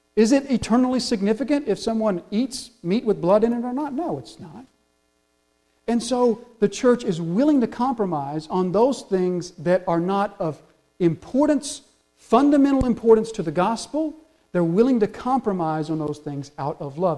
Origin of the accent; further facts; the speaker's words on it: the South, United States; We're from the South